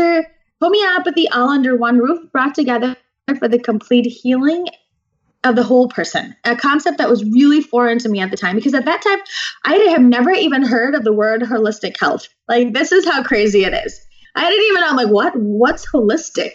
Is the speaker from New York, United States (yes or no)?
no; Naperville, Illinois, United States; I was born and raised in Naperville, Illinois